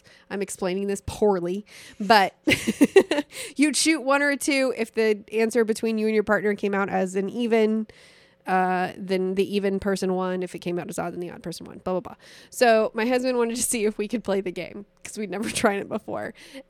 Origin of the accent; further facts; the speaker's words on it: Missouri, United States; I mean, we're from Missouri. It's the show me state.